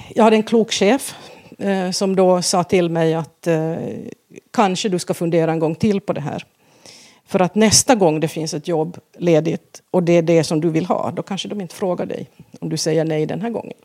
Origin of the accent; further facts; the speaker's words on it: Vaasa, Ostrobothnia, Finland; first language Swedish; moved away as an adult; now in Sweden; Vasa i Finland, ja. Mm. Um, där jag växte upp